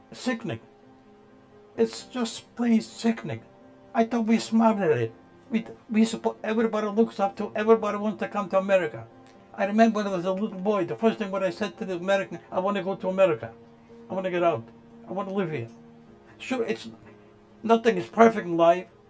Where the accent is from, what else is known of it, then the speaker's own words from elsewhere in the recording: Poland; now in United States; I was born in Poland. In our town, we only had about 18 Jewish families.